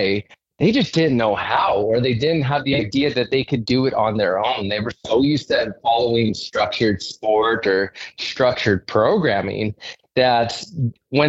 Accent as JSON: {"language": "English", "town": "Saskatoon", "region": "Saskatchewan", "country": "Canada", "said": "I'm from Saskatoon, and I ended up working at an inner city school in Saskatoon"}